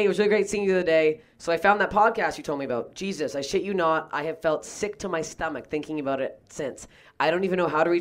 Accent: Canada; I'm Canadian.

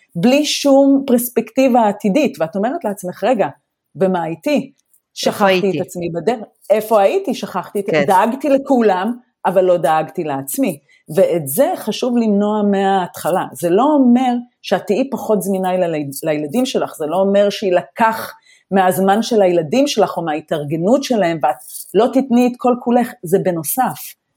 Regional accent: Israel; moved away as an adult; now in Germany; אנחנו באים גם ממדינה שבתרבות שלה אנחנו חיים בשבטיות. יש משפחתיות, יש ארוחות שישי

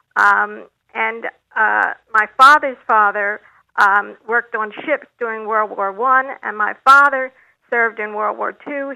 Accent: Philadelphia, Pennsylvania, United States; I grew up in Philadelphia

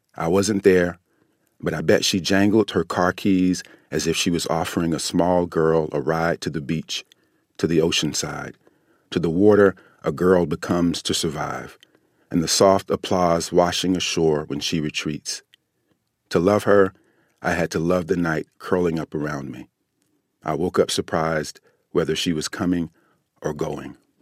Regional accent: United States; as an American

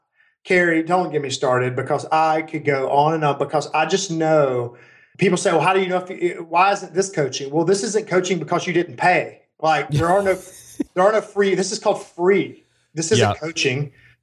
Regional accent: Birmingham, Alabama, United States; I grew up in Birmingham, Alabama. My dad's a steelworker. My mom's a substitute teacher.

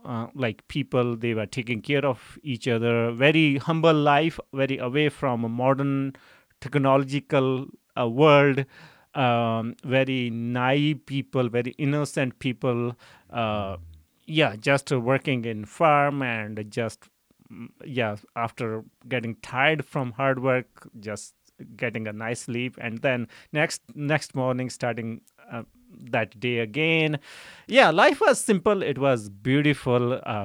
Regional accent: Siad, Punjab, India; born there; So I was born in a small village. The name of village is Siad. So I was born in a farming family.

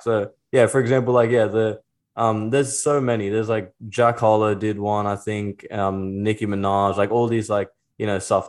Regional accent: Sydney, New South Wales, Australia; I'm from Australia.

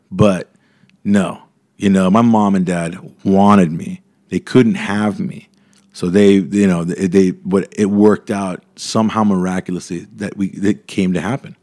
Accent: Mission Viejo, California, United States; also born or lived in Mexico; growing up in Mission Viejo

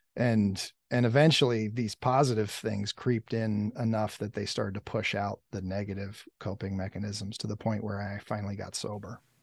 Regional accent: Lancaster County, Pennsylvania, United States; I grew up in, like, rural Pennsylvania, um, Lancaster County area, farmland

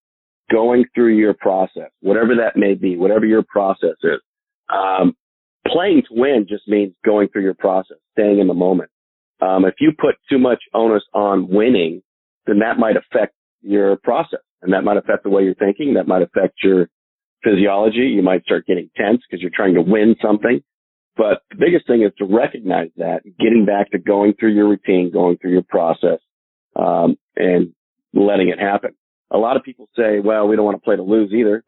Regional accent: Northern California, United States; I was from Northern California

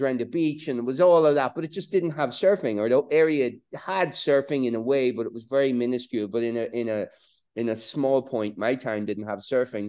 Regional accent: Border counties, Ireland; growing up in Ireland, eh, on the, in the border counties during the Troubles

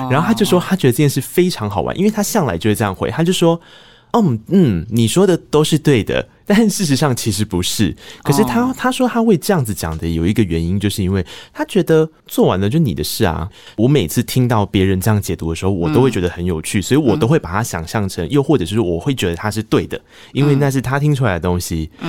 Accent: Tainan, Taiwan; 我是台南人啊，我喜欢甜的食物啊。

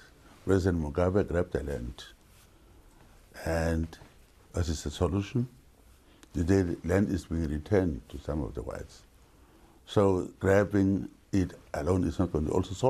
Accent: Namibia; I bought a farm where I was born to call it my home.

